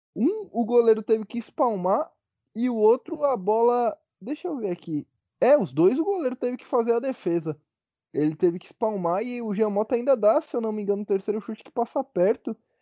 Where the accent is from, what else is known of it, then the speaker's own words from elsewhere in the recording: São Paulo, Brazil; eu sou de São Paulo